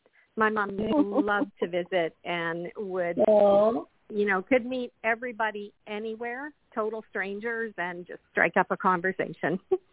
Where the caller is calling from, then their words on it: Manitoba, Canada; And I'm from Manitoba, Canada.